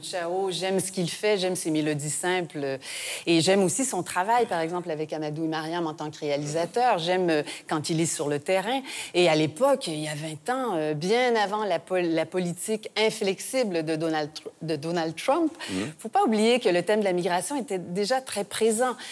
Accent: Canada; chez nous, au Canada

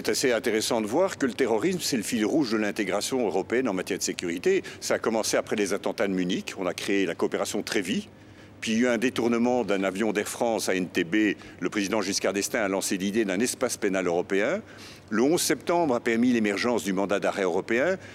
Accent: Belgium; Je suis belge, je suis en faveur de la construction européenne, j'y ai passé l'essentiel de ma carrière

